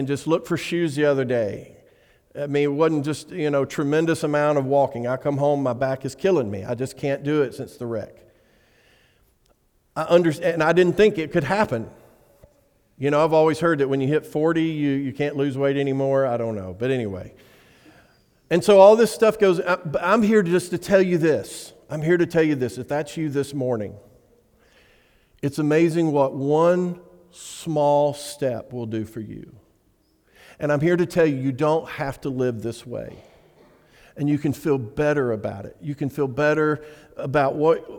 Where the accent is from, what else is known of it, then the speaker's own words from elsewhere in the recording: Alabama, United States; I'm from Alabama